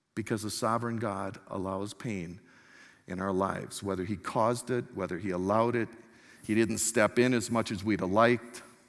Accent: Milwaukee, Wisconsin, United States; I was born in Milwaukee, Wisconsin

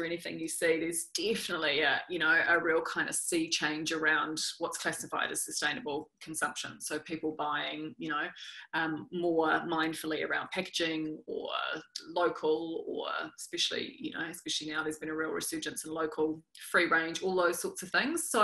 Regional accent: New Zealand; accent: New Zealand; when I was growing up in New Zealand

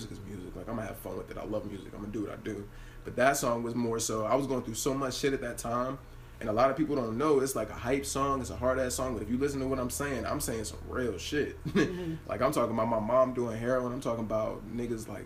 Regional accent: Hagerstown, Maryland, United States; originally I'm from Hagerstown, Maryland. I'm from Jonathan Street, right off of Bethel Gardens. And growing up, I grew up like with my mom and my dad

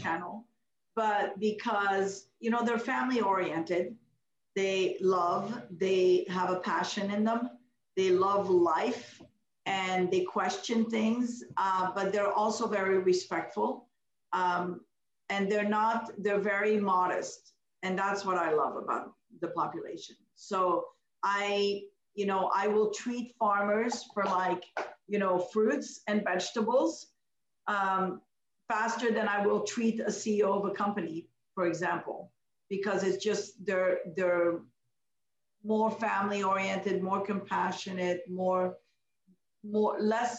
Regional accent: Canada; also born or lived in Morocco; I'm a Canadian

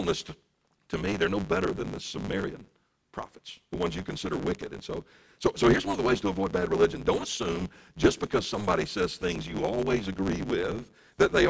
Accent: Deep South, United States; I grew up in the Deep South

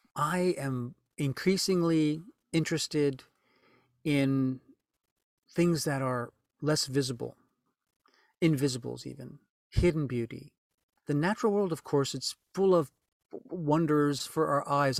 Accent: New Orleans, Louisiana, United States; moved away; New Orleans was a wonderful place to grow up

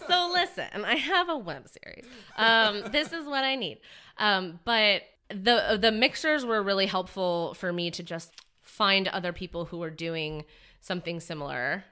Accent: Indiana, United States; now in San Francisco, United States; I'm from Indiana

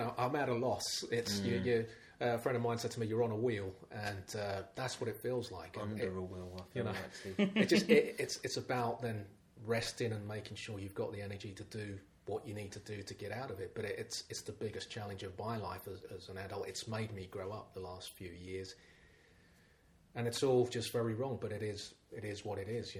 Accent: London, United Kingdom; 35 years in Lambeth, born and bred in Lambeth

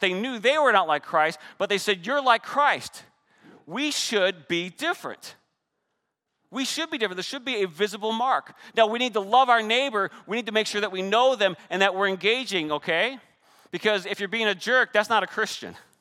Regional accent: Canada; I'm Canadian

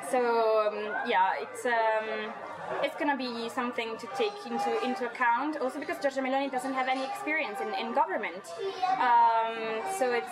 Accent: Milan, Lombardy, Italy; moved away as an adult; also born or lived in Venice / Trento / Glasgow; Okay, so I'm from Italy, uh, from Milan, but then um, five years ago I moved to Venice for studying my bachelor, and I love more Venice than Milan to be honest.

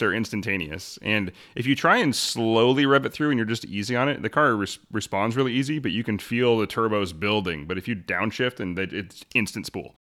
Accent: Arlington, Washington, United States; I grew up in Arlington.

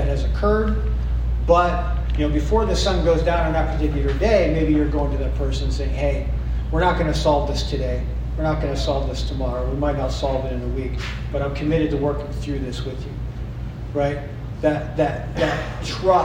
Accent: East Coast, United States; now in Midwest, United States; I'm up from the East Coast

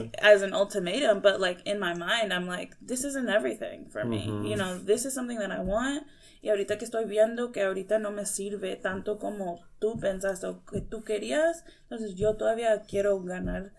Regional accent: Michigan, United States; moved away as an adult; also born or lived in Missouri / Ohio / India; now in St. Louis, United States; I was born in Missouri. Grew up in Michigan.

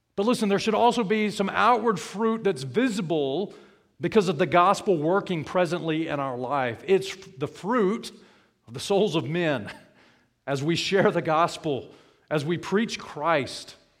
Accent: South Alabama, United States; When I grew up in South Alabama

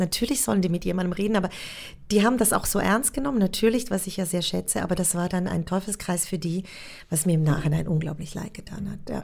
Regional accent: Switzerland; accent: Swiss; moved away as an adult; also born or lived in Munich / Berlin; dass ich Schweizerin bin und mein Akzent so unglaublich stark wäre

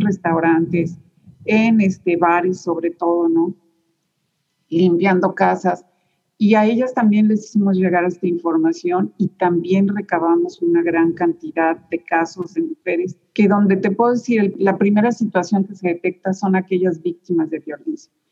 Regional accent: Mexico; moved away as an adult; now in Houston, United States; así somos los mexicanos

